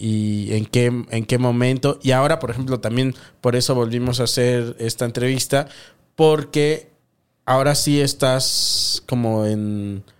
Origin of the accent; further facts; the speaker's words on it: Morelos, Mexico; yo soy del estado de Morelos